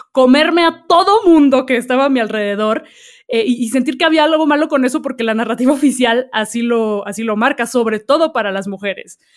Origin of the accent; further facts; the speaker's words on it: Peru; soy de Perú